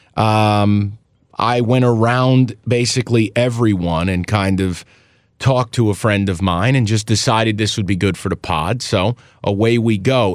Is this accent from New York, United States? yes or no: yes; Albany, New York, United States; my hometown Albany